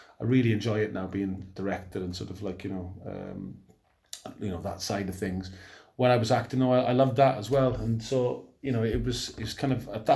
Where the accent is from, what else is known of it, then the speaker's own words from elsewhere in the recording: Merthyr Tydfil, Wales, United Kingdom; to see Merthyr when I could as well. My hometown, my friends were still going to matches.